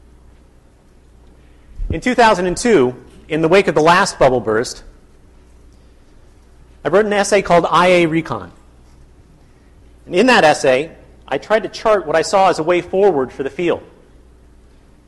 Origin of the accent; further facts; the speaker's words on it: United States; I grew up in the United States